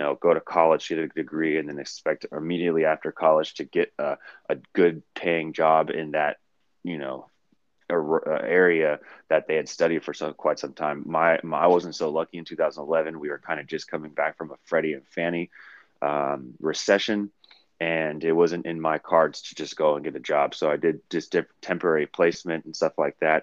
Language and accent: English; Oakland, California, United States; also born or lived in San Francisco, California / Washington; I moved to Oakland before the age of one. I went to Oakland Public School District my whole entire life, from kindergarten all the way through 12th